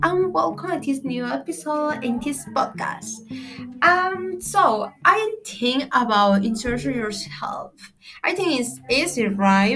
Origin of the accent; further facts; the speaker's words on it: Villahermosa, Tabasco, Mexico; English is a second language; I am from Mexico. I am lived in Villahermosa, Tabasco